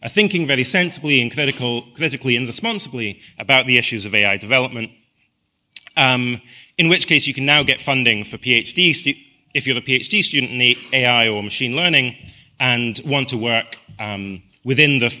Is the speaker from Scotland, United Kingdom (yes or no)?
yes; Scotland, United Kingdom; I come from Scotland that has a population of 5 million.